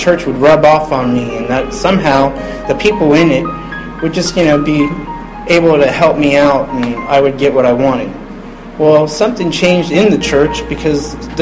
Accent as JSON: {"language": "English", "town": "Upper Arlington", "region": "Ohio", "country": "United States", "tie": "born or raised there", "also_born_or_lived": "Columbus, Ohio", "said": "I'm from Columbus, and I grew up in a town called Upper Arlington"}